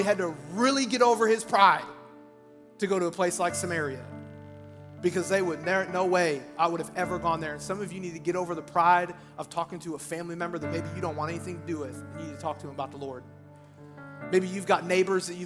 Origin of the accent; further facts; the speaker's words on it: Iowa, United States; I'm from Iowa. I used to work at a place after I graduated high school